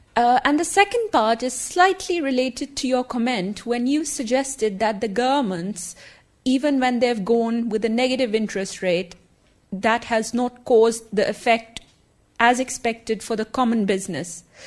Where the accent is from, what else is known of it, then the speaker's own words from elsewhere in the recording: Germany; I'm a student and I'm from Germany